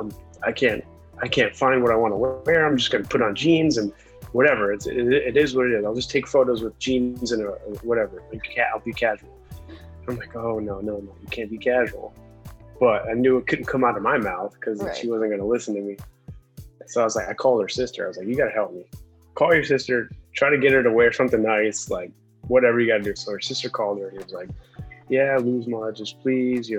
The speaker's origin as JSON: {"language": "English", "town": "Cleveland", "region": "Ohio", "country": "United States", "tie": "born or raised there", "also_born_or_lived": "Boston / Orlando, Florida", "moved": "yes", "lives_now": "Florida, United States", "said": "I grew up in Cleveland, Ohio"}